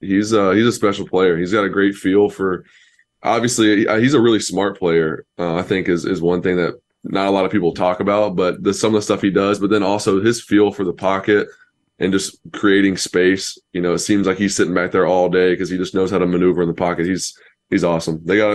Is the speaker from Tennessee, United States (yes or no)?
yes; Knoxville, Tennessee, United States; born there; My family is huge Tennessee fans. I was born in Knoxville